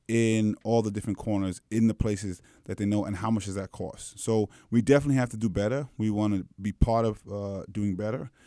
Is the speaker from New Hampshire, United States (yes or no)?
no; New York City, New York, United States; also born or lived in Manhattan; I did all my schooling in the Brooklyn public school system